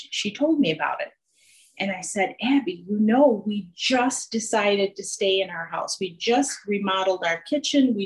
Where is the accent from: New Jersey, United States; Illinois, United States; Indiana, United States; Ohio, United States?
Illinois, United States; Northern; I was raised in Northern Illinois